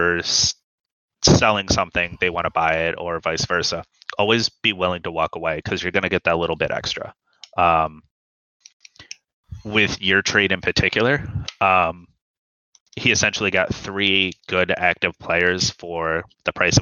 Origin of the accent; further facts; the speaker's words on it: United States; I'm from America